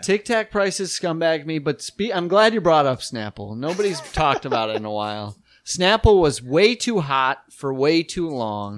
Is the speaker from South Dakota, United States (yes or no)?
yes; South Dakota, United States; when we were growing up in South Dakota